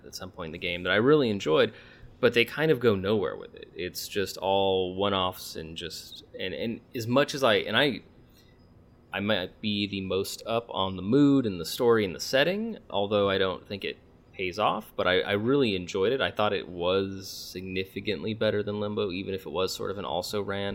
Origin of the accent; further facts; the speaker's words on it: United States; we're Americans